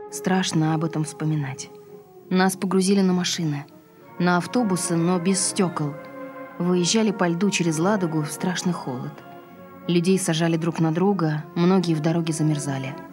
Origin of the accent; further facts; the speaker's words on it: Saint Petersburg, Russia; Я родилась в Ленинграде. Родители мои тоже родились в Ленинграде. Потомственная ленинградка, так сказать.